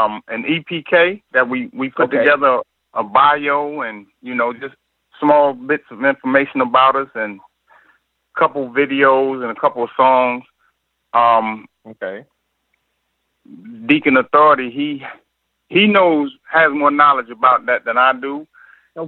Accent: North Carolina, United States; also born or lived in New Rochelle, New York; I was born in New Rochelle, New York, but I was raised in North Carolina.

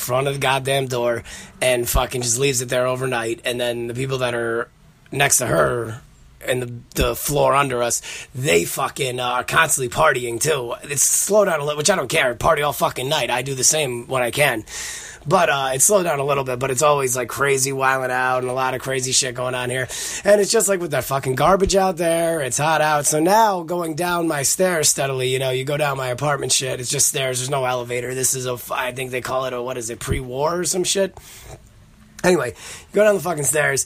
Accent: Connecticut, United States; moved away as an adult; now in Queens, New York, United States; I grew up in Connecticut

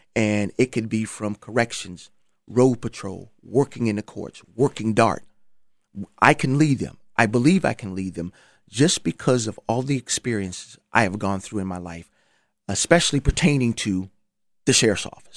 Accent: Charleston, South Carolina, United States; moved away; I'm from Charleston, South Carolina.

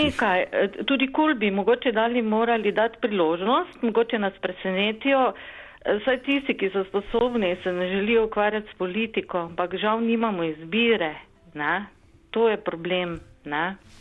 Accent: Slovenia; also born or lived in Maribor; Slovenci smo

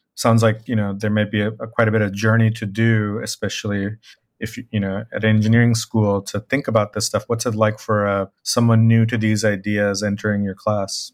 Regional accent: Bangladesh; I am from Bangladesh

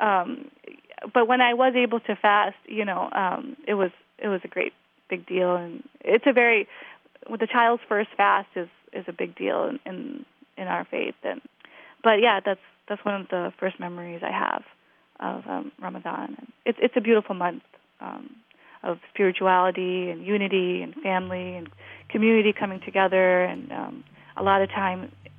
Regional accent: Glendale Heights, Illinois, United States; I am from Glendale Heights, Illinois.

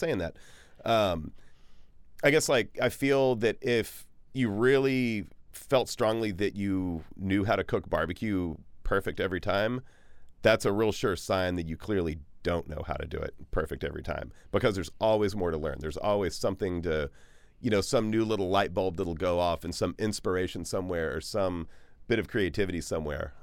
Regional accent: Bryan, Texas, United States; now in Austin, United States; when I was a kid growing up in Bryan College Station, which is sort of east-ish Texas

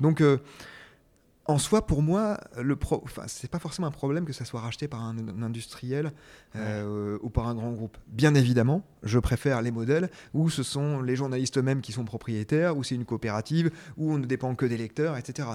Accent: France

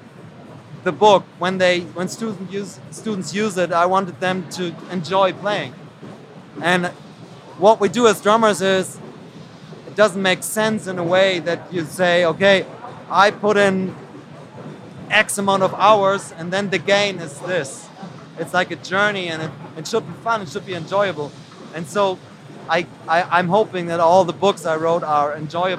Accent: Hamburg, Germany; I'm from Hamburg.

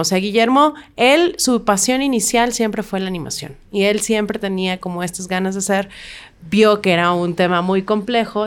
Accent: Mexico

